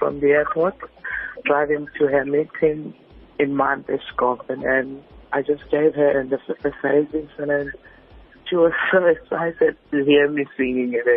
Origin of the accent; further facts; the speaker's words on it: Richards Bay, KwaZulu-Natal, South Africa; now in Durban, South Africa; I'm originally from Richards Bay, Esikawini, the place called Esikawini. That's where I was born. And then now I'm living in Guamashu, in Durban